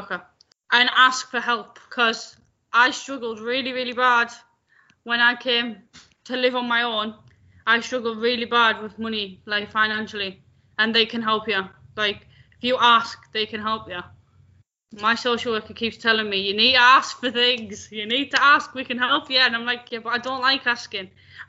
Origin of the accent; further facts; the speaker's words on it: Scotland, United Kingdom; I'm from Scotland. I just don't sound it.